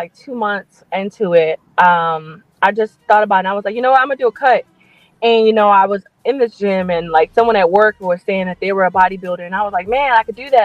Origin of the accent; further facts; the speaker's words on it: Florida, United States; moved away as an adult; now in Hawaii, United States; I'm from Florida